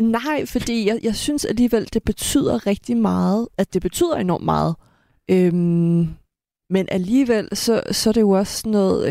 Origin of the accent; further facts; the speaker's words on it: Denmark; man siger, at jeg er fra Danmark